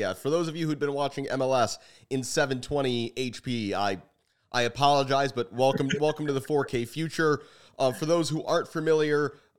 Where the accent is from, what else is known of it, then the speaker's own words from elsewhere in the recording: United States; As an American soccer fan